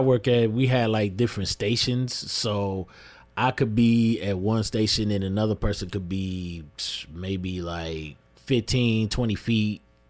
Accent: Lansing, Michigan, United States; And basically, like, my background, born and raised here, Lansing, Michigan. Live over there. I grew up over there on No Net. That's right off of Wise Road.

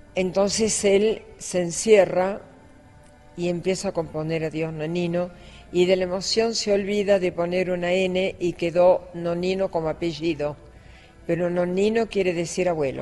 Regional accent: Buenos Aires, Argentina; Yo soy muy capitalina, yo no soy del interior, yo soy de la ciudad de Buenos Aires. A mucha honra soy porteña porque nací cerca del puerto.

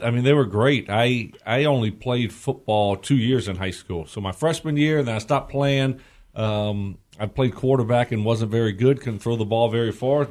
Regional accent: United States; born or raised there

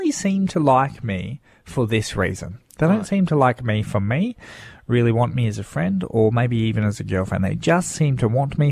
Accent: Darwin, Northern Territory, Australia; moved away; also born or lived in Western Australia; I had a friend that we grew up with in Darwin

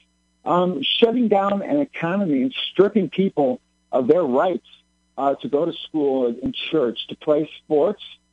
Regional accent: Illinois, United States; born and raised in Illinois

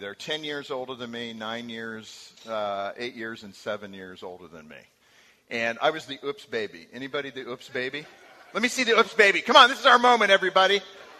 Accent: California, United States; My mom was kind of on the run to keep the five kids and her away from him. So we moved all over Southern California.

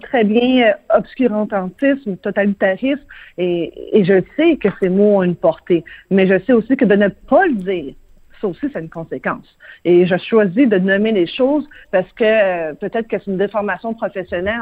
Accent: Quebec, Canada; ici, chez nous, au Québec

